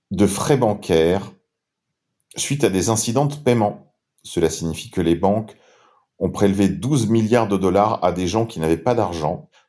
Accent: France; Souvenez-vous que c'est grâce à elle que nous sommes chrétiens et probablement aussi grâce à elle que nous sommes français.

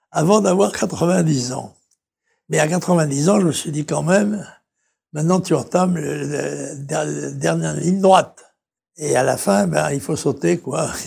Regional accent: La Trinité-sur-Mer, Brittany, France; comme dit la, devise de mon pays natal, la Trinité-sur-Mer, Arendoir, mour sur terre et sur mer.

